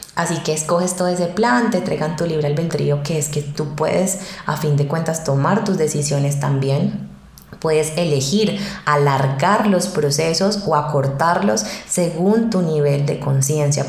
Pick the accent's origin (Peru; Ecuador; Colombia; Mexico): Colombia; Cali, Valle del Cauca; moved away as an adult; now in Medellín, Colombia; yo no soy de Medellín, soy de Cali